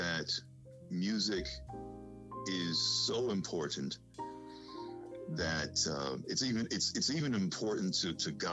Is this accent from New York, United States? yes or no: yes; New York City, New York, United States; I grew up in the Bronx, but we went to church in Harlem